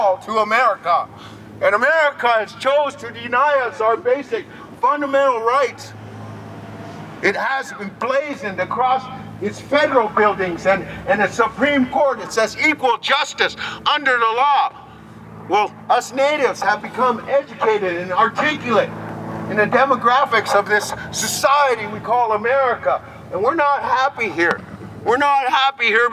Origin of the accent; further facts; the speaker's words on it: Fort Peck, Montana, United States; moved away as an adult; now in Standing Rock, United States; I'm from Fort Peck originally. I live in Standing Rock. I've lived there for almost 10 years now